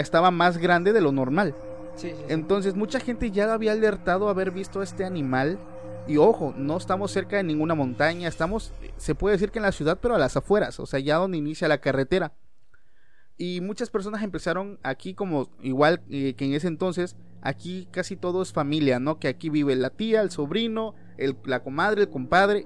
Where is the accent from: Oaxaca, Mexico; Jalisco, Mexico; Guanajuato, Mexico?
Oaxaca, Mexico; nosotros somos de México, eh, particularmente del estado de Oaxaca